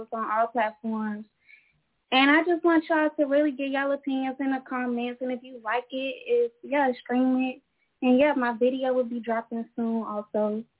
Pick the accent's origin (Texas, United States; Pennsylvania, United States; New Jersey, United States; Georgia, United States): Texas, United States; Houston; now in DMV, United States; I'm in DMV, but I'm from Houston, Texas.